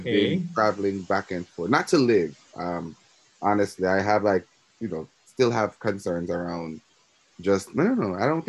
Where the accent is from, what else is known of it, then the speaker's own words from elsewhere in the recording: Jamaica; moved away as an adult; now in United States; So I grew up in Jamaica. I came of age in Jamaica, and I immigrated to the United States in 2011. So I've been here a little bit over a decade, or just made a decade.